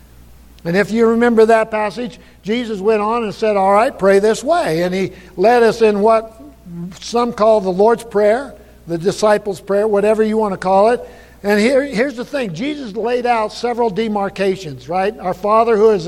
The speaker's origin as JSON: {"language": "English", "town": "Buffalo", "country": "United States", "tie": "born or raised there", "said": "I grew up in Buffalo and grew up on the ranch."}